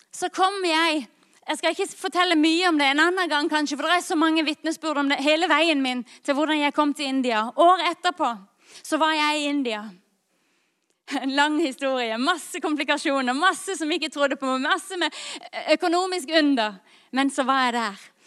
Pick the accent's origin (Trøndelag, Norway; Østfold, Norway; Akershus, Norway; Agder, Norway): Agder, Norway; Lyngdal; jeg kommer fra Lyngdal